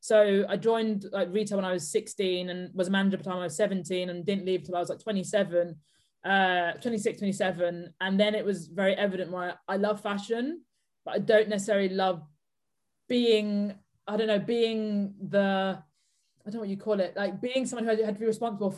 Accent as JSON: {"language": "English", "area": "Buckinghamshire", "region": "South East England", "country": "United Kingdom", "tie": "born or raised there", "said": "I grew up outside of London in the suburbs of Buckinghamshire."}